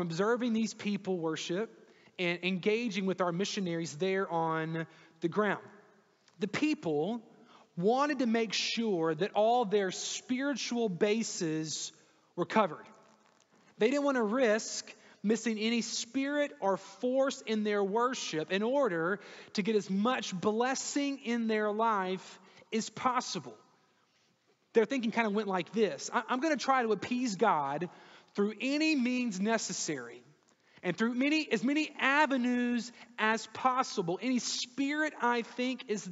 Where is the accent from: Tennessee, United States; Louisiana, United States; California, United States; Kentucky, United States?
Louisiana, United States; I grew up in Louisiana